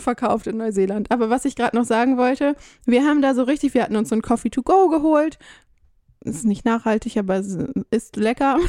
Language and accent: German; Germany; moved away; als Deutscher